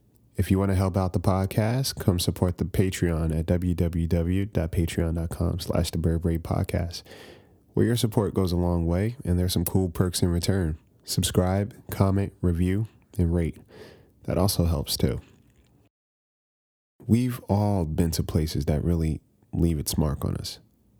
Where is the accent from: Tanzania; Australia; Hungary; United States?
United States; East Coast; Growing up on the East Coast, I hadn't spent too much time in Philadelphia.